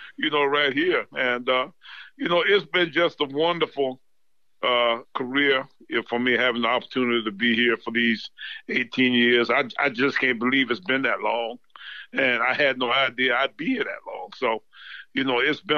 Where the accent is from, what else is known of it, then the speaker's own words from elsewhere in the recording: Orangeburg, South Carolina, United States; I'm actually from Orangeburg, or right in the country, right outside of Orangeburg